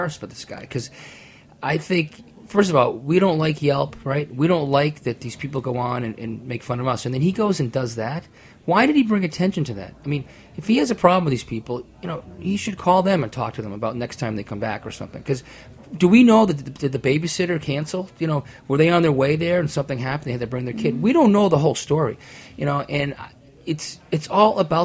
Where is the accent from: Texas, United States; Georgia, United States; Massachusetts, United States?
Massachusetts, United States; Boston; I'm from Boston